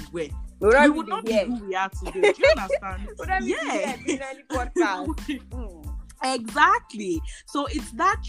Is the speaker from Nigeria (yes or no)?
yes; Nigeria; as a Nigerian